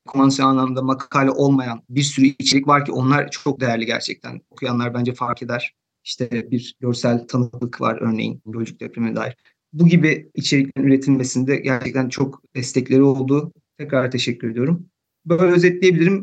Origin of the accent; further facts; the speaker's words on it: İzmit, Kocaeli, Turkey; moved away as an adult; now in Hamburg, Germany; ben de İzmitliyim